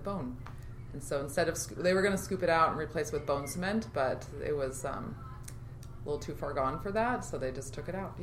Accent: Federal Way, Washington, United States; also born or lived in Argentina / Las Vegas; I grew up here in the Pacific Northwest, and when I was 10, we landed in Federal Way after going to 6 elementary schools

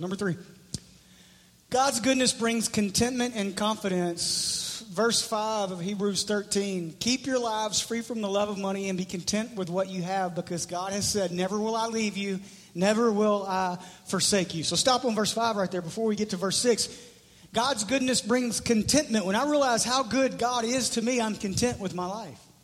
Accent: Memphis, Tennessee, United States; I'm from Memphis.

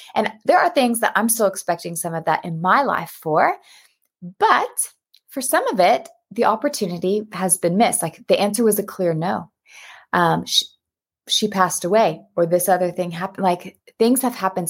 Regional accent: United States; moved away as an adult; also born or lived in Texas; now in Cape Town, South Africa; you can hear by my accent, though, I'm American

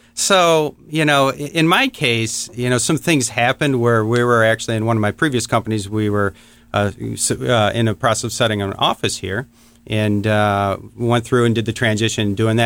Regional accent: Warren, Michigan, United States; I grew up in Michigan, a town called Warren. It's uh, just north of Detroit.

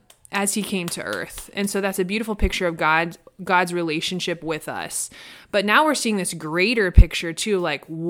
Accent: Midwest, United States; now in Los Angeles, United States; I grew up in the Midwest

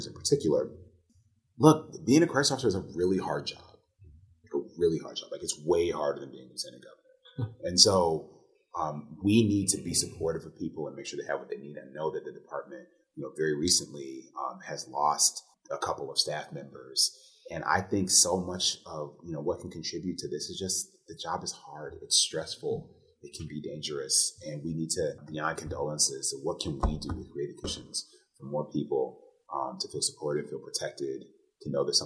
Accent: Detroit, Michigan, United States; I'm from Detroit

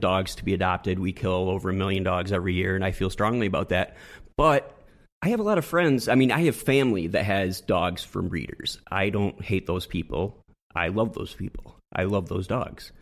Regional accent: West Michigan, United States; moved away as an adult; also born or lived in Southern California; I grew up in West Michigan, and I hung out in West Michigan

